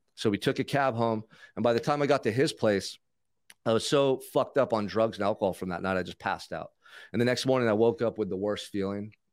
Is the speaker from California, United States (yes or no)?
yes; Santa Barbara, California, United States; grew up in Santa Barbara, so Isla Vista College was out across the freeway from where I grew up